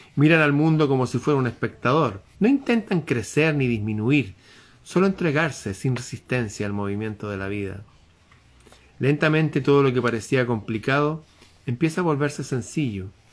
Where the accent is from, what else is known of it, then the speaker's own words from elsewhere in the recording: Chile; en mi país